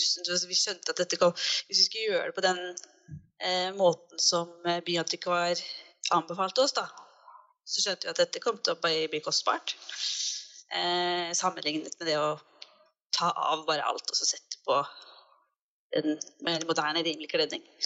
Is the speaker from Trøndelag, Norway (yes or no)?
no; Fredrikstad, Østfold, Norway; moved away; also born or lived in Oslo; vi er jo begge fra Fredrikstad